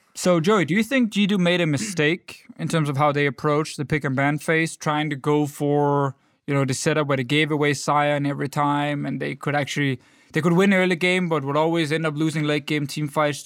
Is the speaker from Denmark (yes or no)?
yes; Denmark; I'm from Denmark.